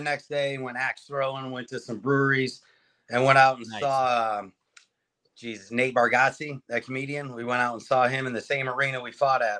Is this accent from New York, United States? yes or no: no; Maine, United States; moved away; Dude, I'm from Maine originally.